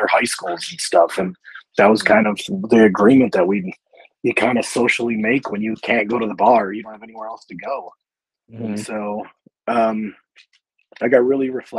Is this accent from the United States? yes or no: yes; Chicago, Illinois, United States; I grew up in Chicago